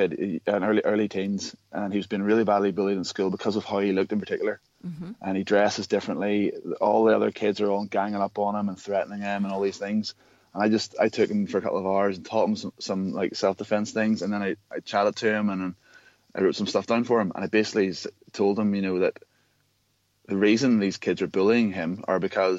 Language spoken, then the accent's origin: English; Ireland; I don't know if it's because we're from Ireland or what, but like, there's so many things.